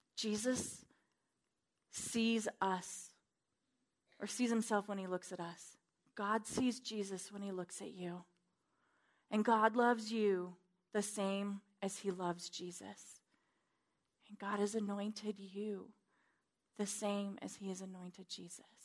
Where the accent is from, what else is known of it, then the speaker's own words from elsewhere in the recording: Wyoming, United States; I'm from Wyoming